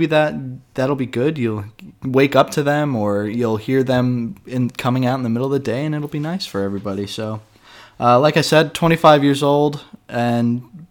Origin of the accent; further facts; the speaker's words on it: Raleigh, North Carolina, United States; now in Helsinki, Finland; I'm an American from Raleigh, North Carolina. I was born and raised there, and I'm now living in Helsinki, Finland.